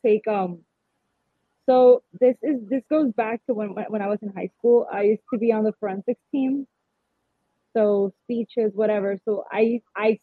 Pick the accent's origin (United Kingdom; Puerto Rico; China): Puerto Rico; San Juan; I am from San Juan, born and raised.